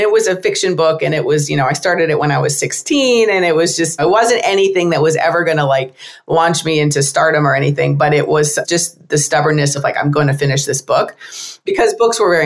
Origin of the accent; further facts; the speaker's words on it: United States; I'm American